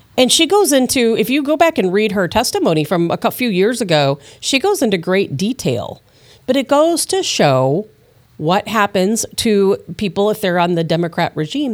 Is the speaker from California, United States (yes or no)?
no; Chicago, Illinois, United States; now in St. Louis, United States; I'm used to Saint Louis stuff, you know, and I, I grew up in Chicago